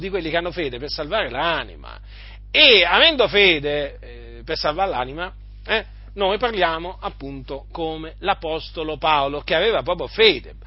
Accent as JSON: {"language": "Italian", "town": "Noyon", "region": "Hauts-de-France", "country": "France", "tie": "born or raised there", "said": "sono nato, sono nato nella stessa città dove è nato Calvino"}